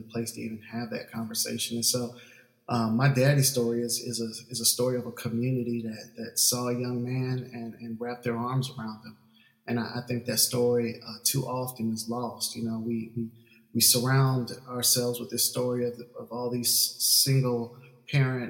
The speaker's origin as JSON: {"language": "English", "town": "Orlando", "region": "Florida", "country": "United States", "tie": "born or raised there", "also_born_or_lived": "Tallahassee, Florida / Valdosta, Georgia", "moved": "as an adult", "lives_now": "Atlanta, United States", "said": "I grew up down in Orlando, Florida"}